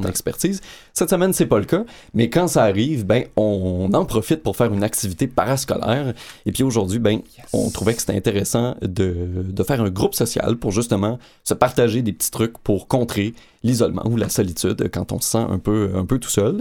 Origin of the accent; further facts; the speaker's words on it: Quebec, Canada; en tant que Québécois